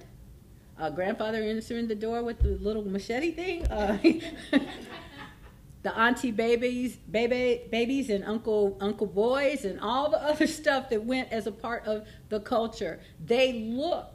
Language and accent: English; California, United States; I was raised here in Northern California, but I lived down there, so I said, see, I am from the South.